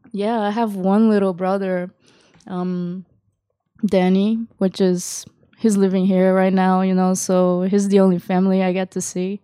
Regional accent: Yokohama, Kanagawa, Japan; also born or lived in Kawasaki; I was raised in Japan and, uh, I actually had a hard time in a Japanese public school here, like, 'cause, uh, it was a school in Yokohama

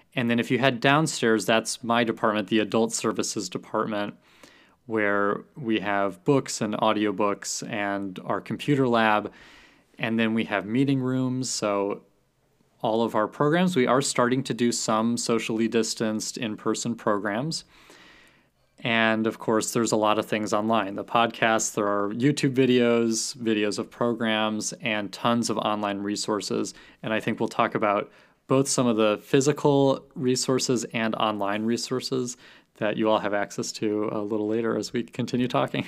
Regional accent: Deerfield, Illinois, United States; I grew up here in Deerfield

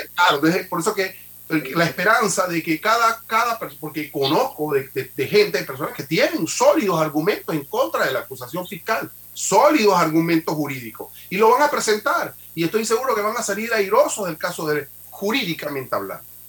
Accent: Panama; como panameños

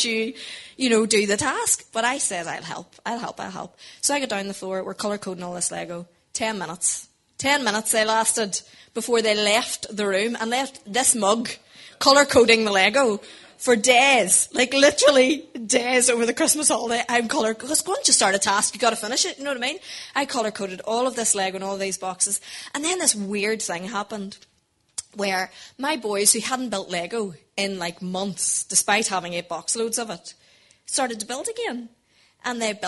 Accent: Portadown, Northern Ireland, United Kingdom; We are from Portadown originally

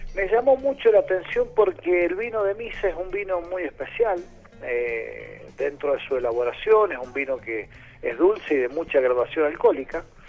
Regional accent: Media Agua, San Juan, Argentina; moved away; also born or lived in Salta; yo nací en Mediagua, en San Juan, en medio de un viñedo

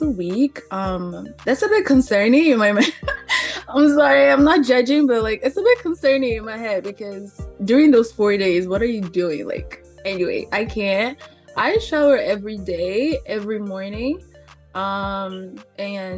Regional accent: Angola; now in Canada; I was born in Angola

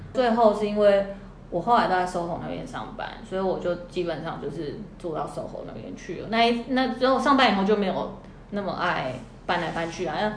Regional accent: Canada; moved away as an adult; also born or lived in New York; 我在加拿大长大

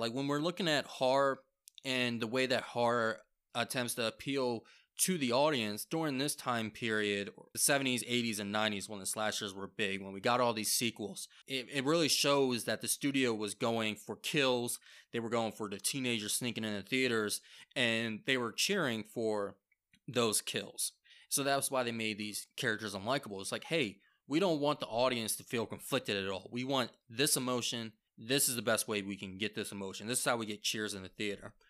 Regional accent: Maryland, United States; we're from Maryland

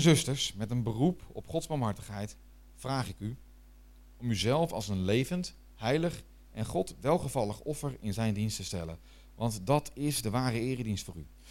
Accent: Netherlands; ik ben Nederlander.

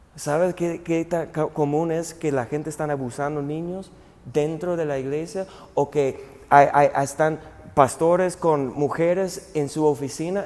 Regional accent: United States; moved away; mi país

